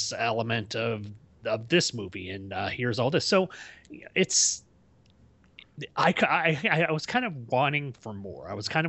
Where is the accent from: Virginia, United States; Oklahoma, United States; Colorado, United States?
Oklahoma, United States; I'm from Oklahoma.